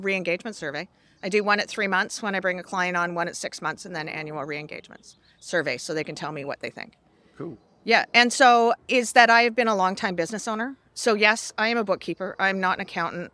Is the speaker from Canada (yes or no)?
yes; Canada; I'm Canadian